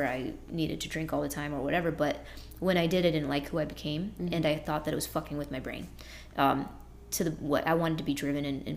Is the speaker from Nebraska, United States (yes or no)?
no; Boston, Massachusetts, United States; moved away as an adult; now in Florida, United States; I'm from Boston